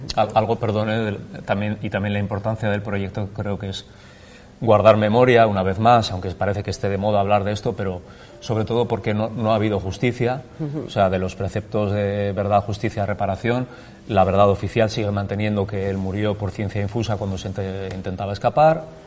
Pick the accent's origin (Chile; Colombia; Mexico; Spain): Spain; Basque Country; todas las vivencias que nosotros hemos tenido como vascos que han vivido el conflicto